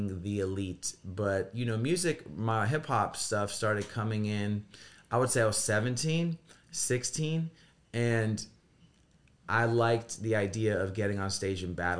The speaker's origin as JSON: {"language": "English", "town": "Edison", "region": "New Jersey", "country": "United States", "tie": "born or raised there", "also_born_or_lived": "Los Angeles, California / Israel", "moved": "as an adult", "lives_now": "Brooklyn, United States", "said": "I'm from Jersey. Okay. So, born in Jersey. My whole family's Israeli. Lived in Jersey. I was 29. Moved out to L.A."}